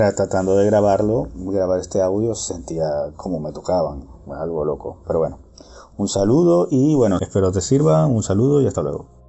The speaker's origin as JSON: {"language": "Spanish", "country": "Venezuela", "also_born_or_lived": "Ireland / Hamburg, Germany", "moved": "as an adult", "lives_now": "Berlin, Germany", "said": "yo soy venezolano, pero como ya saben, la situación del país y toda esta historia, yo hace muchos años me vine a vivir a Europa"}